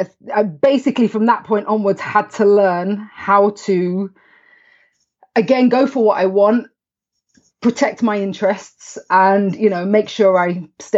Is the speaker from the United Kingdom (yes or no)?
yes; London, United Kingdom; also born or lived in Huddersfield; And I was born in a small town in the north of England called Huddersfield. And then I moved to the city, to London, with my family when I was 7 years old.